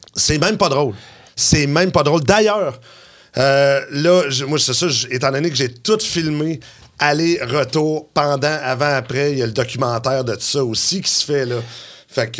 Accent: Quebec City, Quebec, Canada; moi, je suis de Québec

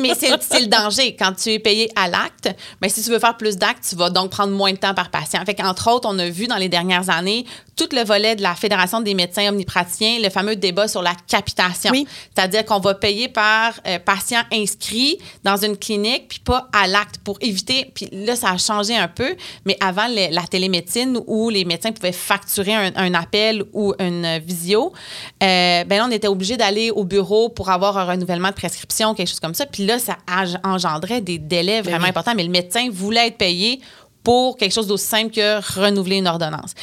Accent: Bas-Saint-Laurent, Quebec, Canada; Je viens du Bas-Saint-Laurent

